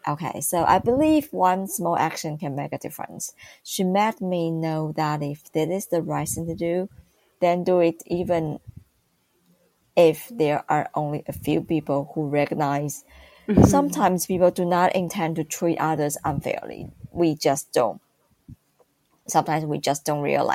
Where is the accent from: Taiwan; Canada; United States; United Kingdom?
Taiwan; Taipei; I grew up in Taipei